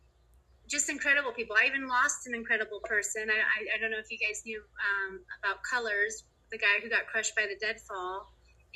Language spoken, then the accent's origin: English; North Bend, Washington, United States; also born or lived in Rawlins, Wyoming; I grew up in North Bend, which is right next to Snoqualmie Pass